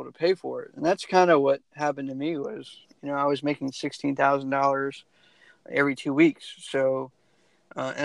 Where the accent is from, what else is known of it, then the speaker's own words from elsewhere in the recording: United States; moved away; I was originally from the Maryland, DC, Virginia area